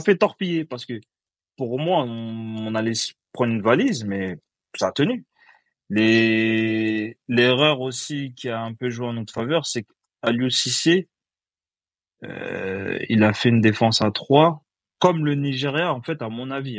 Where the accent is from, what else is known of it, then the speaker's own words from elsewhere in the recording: Côte d’Ivoire; Après, moi, je suis ivoirien